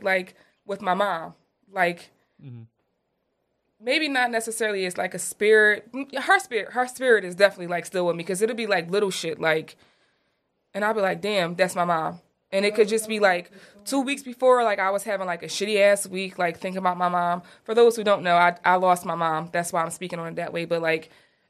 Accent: Chester, Pennsylvania, United States; also born or lived in Prospect Park, Pennsylvania; I'm from Chester.

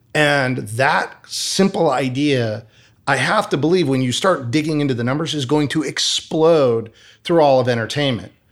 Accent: Michigan, United States; moved away as an adult; also born or lived in Arizona; I grew up in the Midwest in Michigan

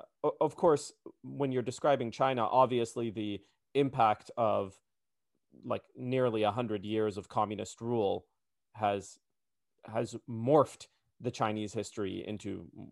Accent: Palestine; also born or lived in Saudi Arabia; And I was born in Saudi Arabia." She said, "Oh, so you're Saudi Arabian?" I said, "No, I'm Palestinian."

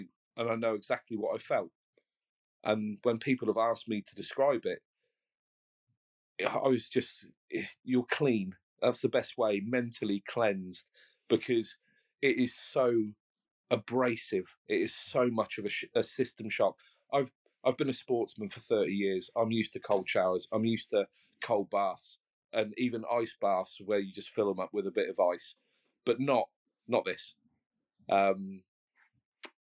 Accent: Brighton, South East England, United Kingdom; now in West of England, United Kingdom; I was originally from Brighton. I now live near Northwest Wales in the west of England.

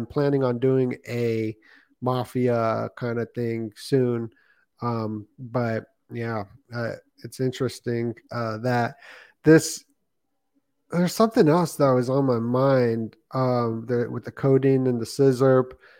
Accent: Las Vegas, Nevada, United States; Yeah, I grew up in Vegas, so I lived in a nice neighborhood, right? And that's where the mafia lived.

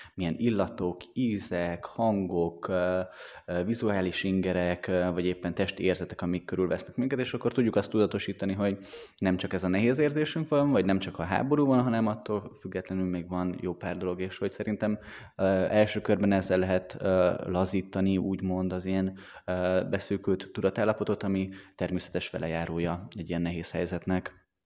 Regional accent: Hungary; mi magyarok vagyunk

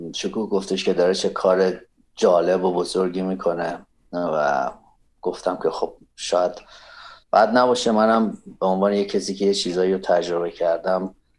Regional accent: Iran; moved away as an adult; now in United States; ما ایرانی هستیم

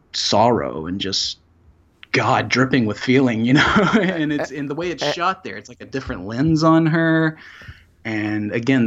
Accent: Salisbury, North Carolina, United States; I grew up in North Carolina. {S1} Yes. {S3} In a town called Salisbury, which is just north of Charlotte in the middle of the state.

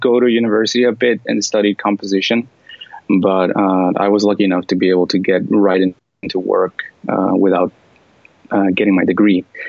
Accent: California, United States; first language English; I was born in California

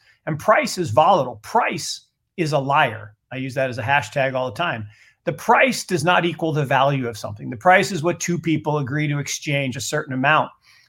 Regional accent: Seattle, Washington, United States; I grew up in Seattle. So back in the old stomping grounds

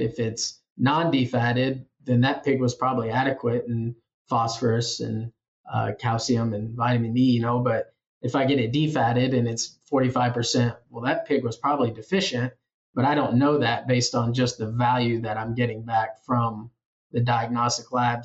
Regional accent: Iowa Falls, Iowa, United States; moved away as an adult; also born or lived in Manhattan, Kansas; now in Kansas, United States; I'm originally from Iowa Falls, Iowa

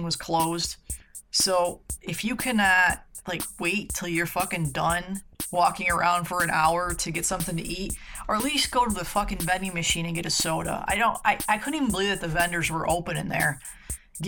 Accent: central New York State, United States; moved away; I grew up in New York

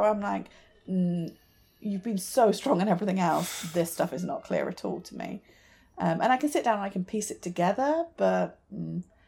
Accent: United Kingdom; as a British person

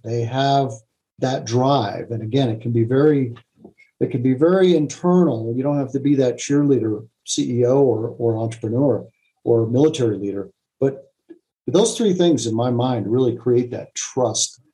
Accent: United States; I'm an American

